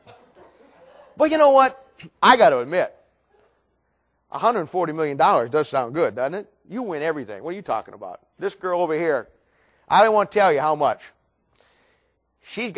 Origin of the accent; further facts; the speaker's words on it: Ohio, United States; moved away; when I was in Ohio, I grew up in Ohio